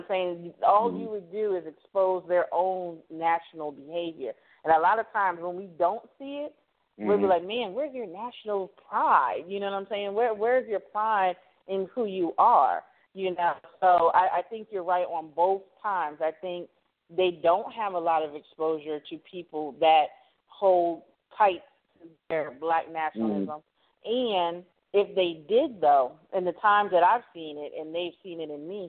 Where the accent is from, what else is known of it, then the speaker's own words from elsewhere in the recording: Miami, Florida, United States; Being from Miami